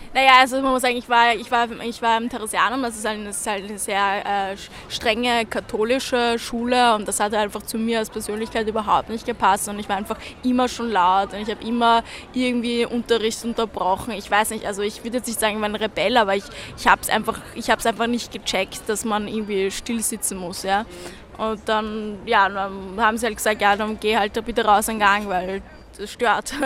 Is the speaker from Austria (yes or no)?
yes; Vienna, Austria; moved away as an adult; also born or lived in Berlin; ich bin im äh, 22. aufgewachsen bei der Alten Donau gleich